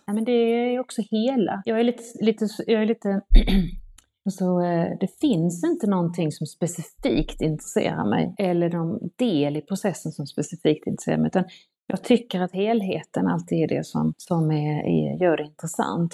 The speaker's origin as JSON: {"language": "Swedish", "town": "Ängelholm", "region": "Skåne", "country": "Sweden", "tie": "born or raised there", "also_born_or_lived": "Stockholm / London", "said": "så att de köpte ett sextiotalsmotell i Ängelholm och flyttade dit"}